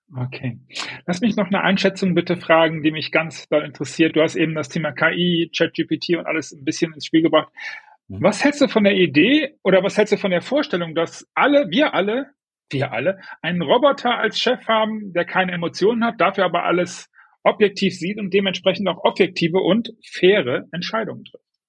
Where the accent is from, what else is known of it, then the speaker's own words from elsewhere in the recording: Düsseldorf, North Rhine-Westphalia, Germany; Ich bin Düsseldorfer